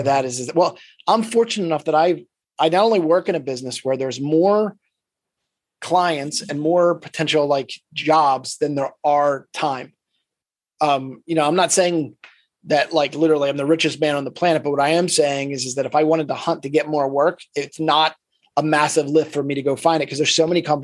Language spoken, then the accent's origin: English; Philadelphia, Pennsylvania, United States; we're from Philadelphia